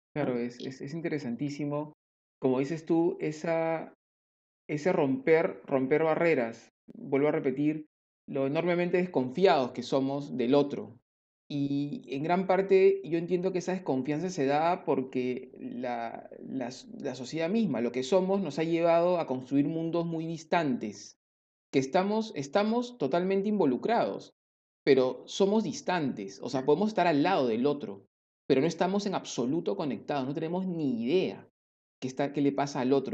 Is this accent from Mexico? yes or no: no; Peru